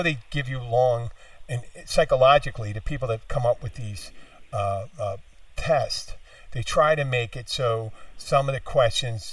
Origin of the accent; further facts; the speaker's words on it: Philadelphia, Pennsylvania, United States; moved away; I'm from Philadelphia originally